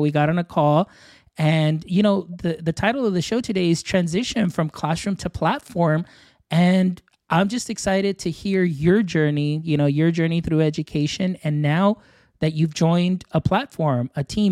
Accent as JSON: {"language": "English", "region": "Texas", "country": "United States", "said": "I'm from Texas"}